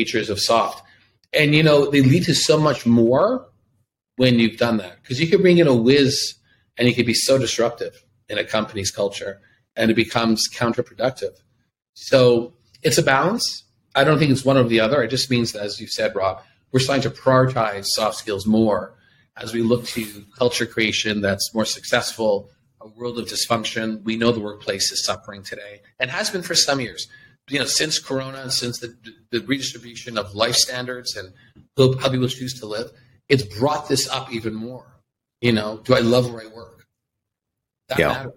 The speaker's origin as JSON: {"language": "English", "town": "Toronto", "region": "Ontario", "country": "Canada", "moved": "yes", "lives_now": "Tel Aviv, Israel", "said": "I'm from Toronto, Canada, and now live here in Tel Aviv"}